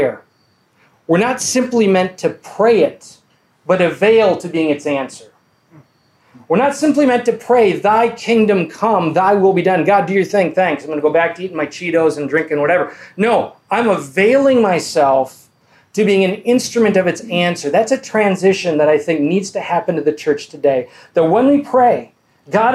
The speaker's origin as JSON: {"language": "English", "town": "Holland", "region": "Ohio", "country": "United States", "said": "We're from Holland, Ohio"}